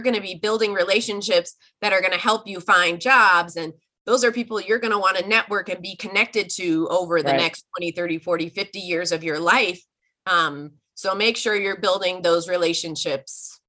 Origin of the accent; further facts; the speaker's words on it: outside the San Francisco Bay Area, California, United States; I grew up outside of the San Francisco Bay Area.